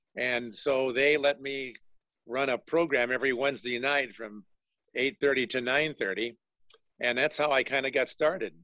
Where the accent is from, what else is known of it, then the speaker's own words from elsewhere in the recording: Denver, Colorado, United States; I grew up in Denver